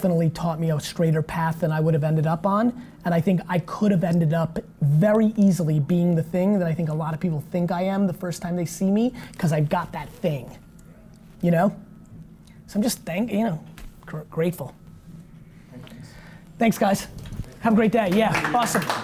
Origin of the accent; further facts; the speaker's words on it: Russia; I was born in Soviet Russia